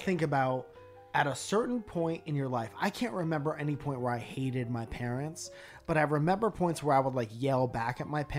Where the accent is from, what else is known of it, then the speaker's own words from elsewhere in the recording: Connecticut, United States; I'm from Connecticut.